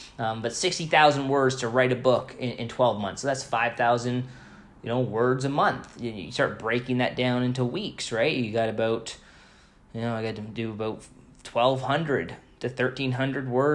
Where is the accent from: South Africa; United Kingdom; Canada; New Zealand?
Canada; I'm Canadian